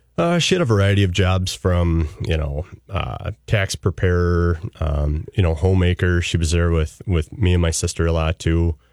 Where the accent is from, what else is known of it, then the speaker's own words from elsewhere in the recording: central Iowa, United States; moved away; I was born and raised in central Iowa